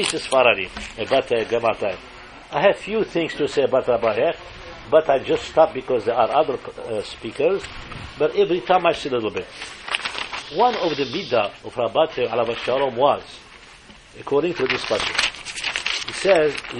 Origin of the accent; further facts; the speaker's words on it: Morocco; moved away as an adult; I came from Morocco in 1960. But my parents and my other brothers were in Morocco